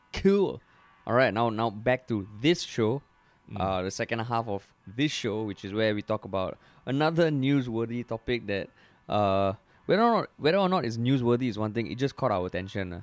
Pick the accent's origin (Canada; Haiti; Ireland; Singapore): Singapore; we're Singaporean